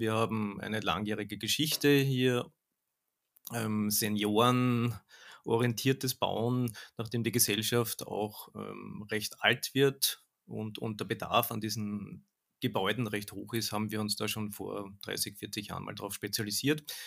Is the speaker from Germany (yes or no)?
no; Austria; bei uns in Österreich